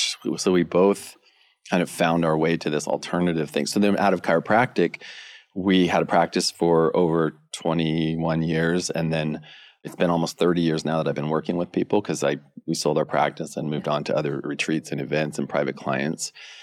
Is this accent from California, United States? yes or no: yes; California, United States; I grew up in Northern California, skating, surfboard, surfing, skateboarding, and doing sports and stuff.